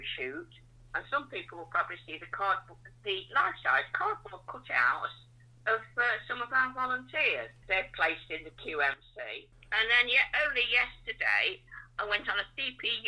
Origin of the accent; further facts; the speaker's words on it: West Bridgford, East Midlands, United Kingdom; I'm a West Bridgeford girl. I grew up here. I've been here since I was 2 years old